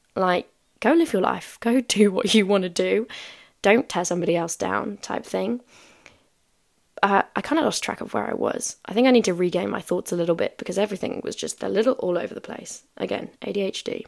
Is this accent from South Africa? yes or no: yes; South Africa; moved away; I haven't been back home in five years